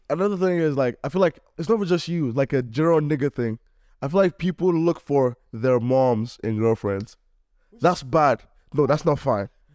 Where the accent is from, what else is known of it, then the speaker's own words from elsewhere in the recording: Nigeria; now in Cleveland, United States; I'm Nigerian